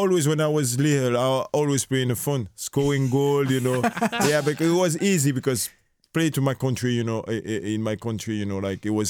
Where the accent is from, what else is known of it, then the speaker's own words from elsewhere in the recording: Guadeloupe; English is a second language; now in France; Like, I grew up in Caribbean, in Guadeloupe, you know. Like, football is nothing, you know. We have couple lads come from the French national team, come from there, you know.